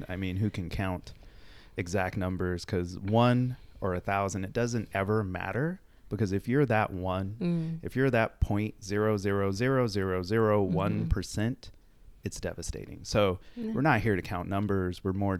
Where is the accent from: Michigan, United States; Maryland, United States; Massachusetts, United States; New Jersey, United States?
Maryland, United States; Baltimore; born there; So I was born in Baltimore, Maryland. Actually never lived there.